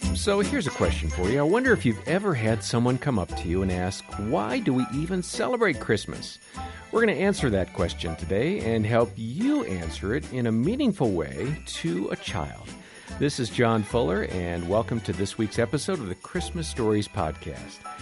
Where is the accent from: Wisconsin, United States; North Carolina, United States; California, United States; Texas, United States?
Wisconsin, United States; I grew up in Wisconsin